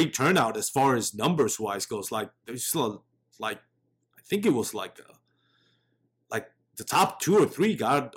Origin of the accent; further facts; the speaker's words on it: Texas, United States; I'm from Texas